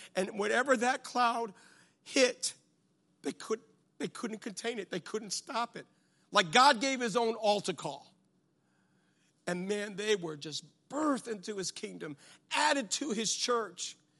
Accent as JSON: {"language": "English", "country": "United States", "said": "I'm from America"}